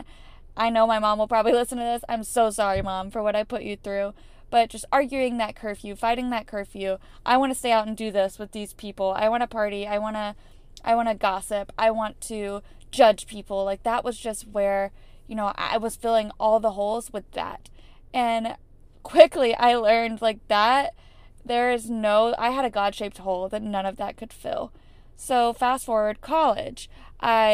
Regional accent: Florida, United States; I grew up in Florida with amazing family and amazing parents

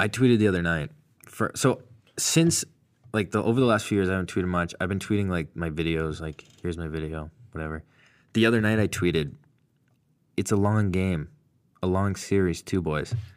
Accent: Massachusetts, United States; I'm from Mass

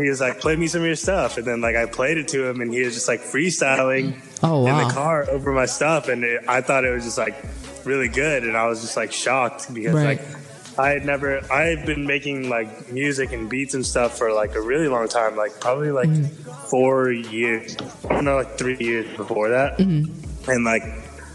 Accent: San Diego, California, United States; I'm born and raised here

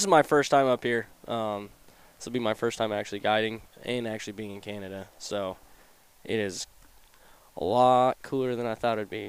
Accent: Wyoming, United States; I'm from Wyoming.

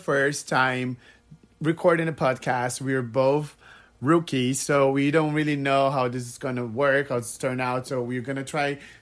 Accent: Brazil; English is a second language; moved away as an adult; now in Miami Beach, United States; I am originally from Brazil, if you guys were wondering where my accent is from. I live in Miami Beach, Florida

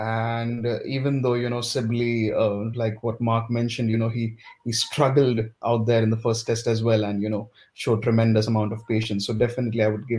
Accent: India; as an Indian fan, I would want India to give Siraj one more test

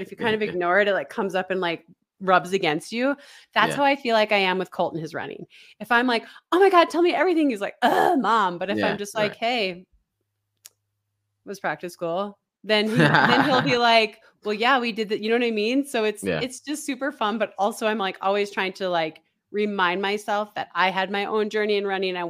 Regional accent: Minnesota, United States; You know, I grew up in Northern Minnesota. I ate Spam on Christmas Eve every year.

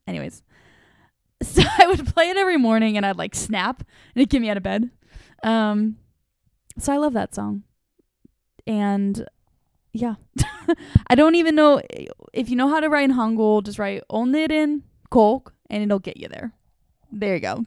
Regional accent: eastern Washington State, United States; moved away as an adult; also born or lived in Ohio; now in the Carolinas, United States; I grew up in a little town in eastern Washington State. So that was where my whole childhood was. I lived there from when I was seven years old until I was nineteen.

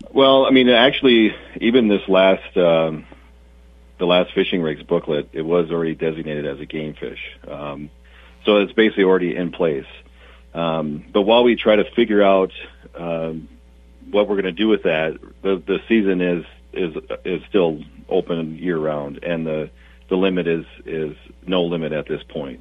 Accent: South Dakota, United States; moved away; I I grew up in South Dakota

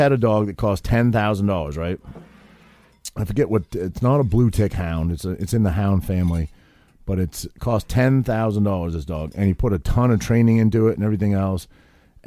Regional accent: Maine, United States; I grew up in Maine, and I grew up hunting and fishing and all that sort of thing

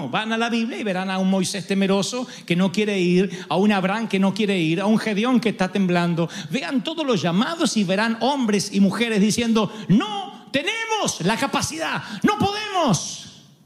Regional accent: Argentina; Sé que soy argentino e insoportable, pero no típico.

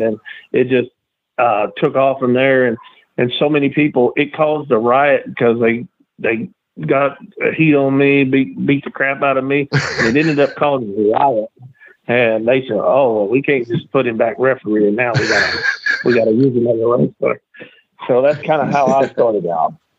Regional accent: Columbia, Tennessee, United States; also born or lived in Murfreesboro, Tennessee; I'm born in uh, Columbia, Tennessee, just you know about 40 miles south of Nashville

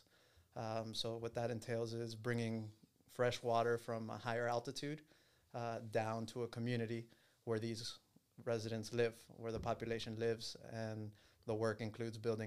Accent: Miami, Florida, United States; I was born and raised in Miami, grew up here, still live here.

